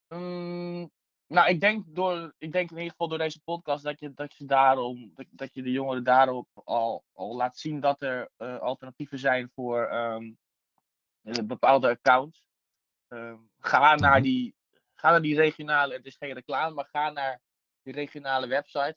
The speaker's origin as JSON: {"language": "Dutch", "town": "Nieuw-Vennep", "region": "North Holland", "country": "Netherlands", "tie": "born or raised there", "said": "Ik kom zelf uit Nieuw-Vennep, ben ik opgegroeid"}